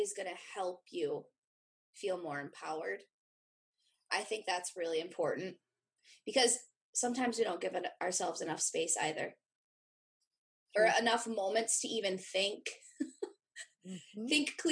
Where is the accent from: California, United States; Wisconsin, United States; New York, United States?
Wisconsin, United States; I grew up in Wisconsin. I've never lived outside of Wisconsin